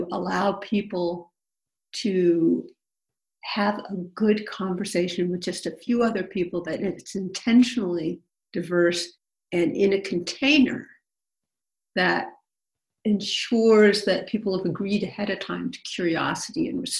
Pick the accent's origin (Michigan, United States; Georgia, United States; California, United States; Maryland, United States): California, United States; Berkeley; I was born in Berkeley. I live here now